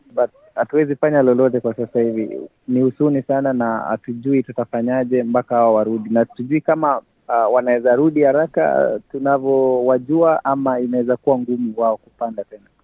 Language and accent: Swahili; Kenya; now in Sydney, Australia; Kwangu mimi kama Mkenya